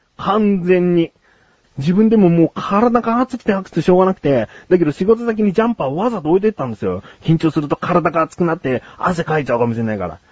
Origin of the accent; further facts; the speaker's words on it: Yokohama, Kanagawa, Japan; 自分も横浜出身なんだけども